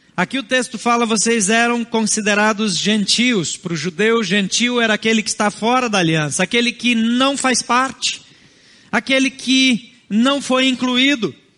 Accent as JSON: {"language": "Portuguese", "country": "Brazil", "second_language": "Portuguese", "said": "Meus avós não foram brasileiros, nem paternos nem maternos. Talvez os seus também não. Isso não nos torna mais ou menos brasileiros"}